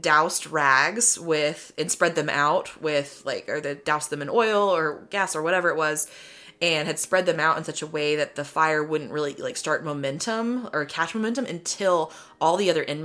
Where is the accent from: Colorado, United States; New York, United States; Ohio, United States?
Colorado, United States; So I grew up in Colorado, so I grew up with snow and blizzards